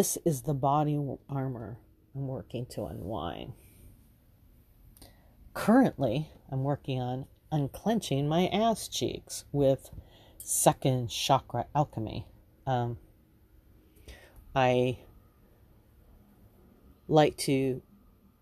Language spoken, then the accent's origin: English; Los Angeles, California, United States; Growing up in Los Angeles